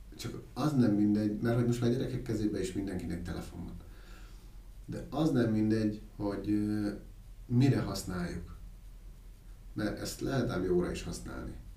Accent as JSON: {"language": "Hungarian", "town": "Miskolc", "region": "Borsod-Abaúj-Zemplén", "country": "Hungary", "tie": "born or raised there", "said": "én Miskolci születésű vagyok, és ö, ott gyerekeskedtem"}